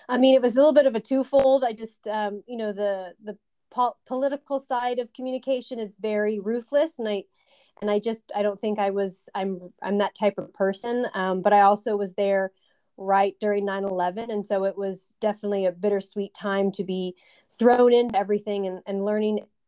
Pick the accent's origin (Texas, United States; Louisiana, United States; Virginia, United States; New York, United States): Texas, United States; San Antonio; moved away as an adult; also born or lived in Alabama; I am from San Antonio, Texas